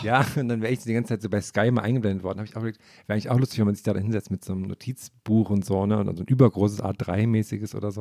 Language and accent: German; eastern Germany, Germany; Zumindest bei uns im Osten